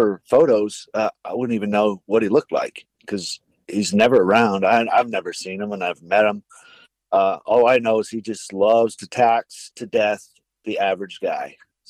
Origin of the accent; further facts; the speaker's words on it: Shamokin, Pennsylvania, United States; moved away as an adult; also born or lived in Florida / Fairbanks, Alaska; now in Anchor Point, United States; Originally, I was born and raised in Pennsylvania, Shamokin, Pennsylvania. And then I took off to Florida for a year